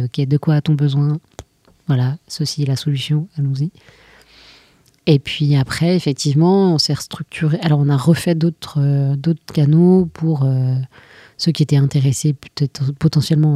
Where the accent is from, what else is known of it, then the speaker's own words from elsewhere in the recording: France; on est français